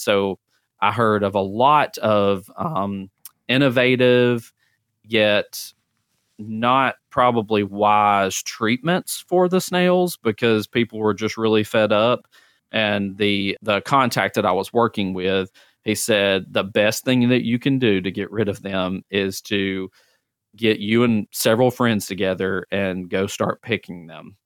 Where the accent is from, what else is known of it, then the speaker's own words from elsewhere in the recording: Centre, Alabama, United States; moved away as an adult; now in Mobile, United States; I'm originally from Center, Alabama. I tell people I spell it the fancy way, C E N T R E.